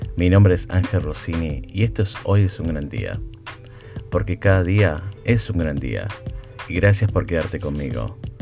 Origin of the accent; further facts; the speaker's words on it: Buenos Aires, Argentina; first language Spanish; now in United States; mi esposa es de acá de Estados Unidos, yo soy de Argentina